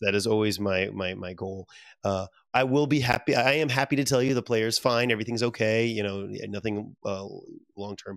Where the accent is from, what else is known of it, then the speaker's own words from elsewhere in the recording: Louisiana, United States; moved away; I'm very proud from Louisiana, my home state